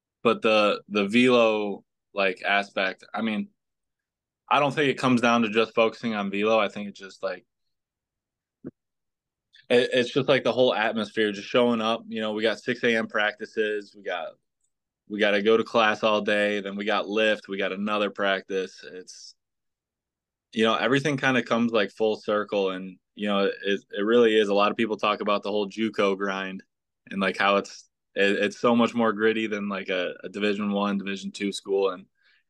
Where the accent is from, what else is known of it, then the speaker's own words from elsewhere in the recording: West Seneca, New York, United States; also born or lived in Hamburg, New York; I grew up in the West Seneca area as a kid